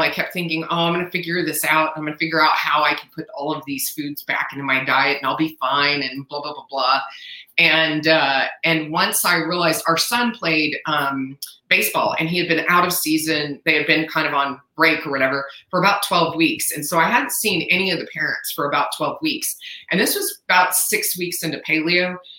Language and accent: English; San Antonio, Texas, United States; I was born and raised in San Antonio, Texas